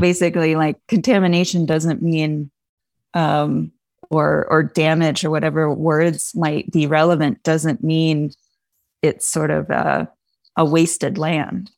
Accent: the Poconos, Pennsylvania, United States; I grew up in the Poconos in Pennsylvania mostly

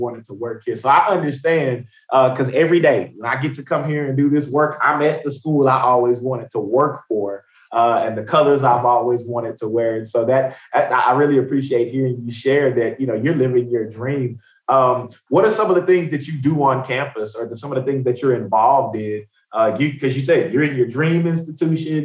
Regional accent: Tyler, Texas, United States; now in Austin, United States; I'm from Tyler. So I grew up about 4 hours from here

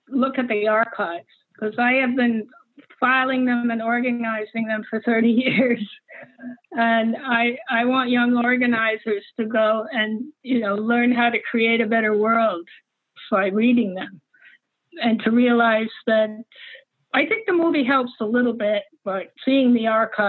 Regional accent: New York, United States; also born or lived in Paris; I was raised in New York and in Paris, so I didn't really know American men like that.

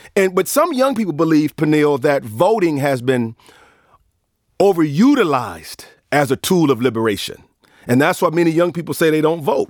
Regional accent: Cleveland Heights, Ohio, United States; now in Austin, United States; I'm from Cleveland Heights, Ohio

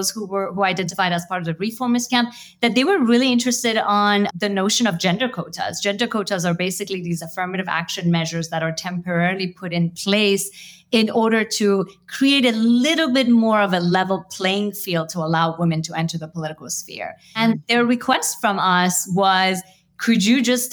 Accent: United States; as an Iranian American, I grew up mostly in the United States

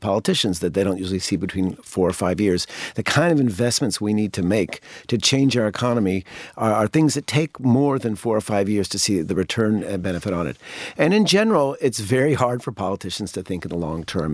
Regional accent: United States; as a kid growing up in the United States

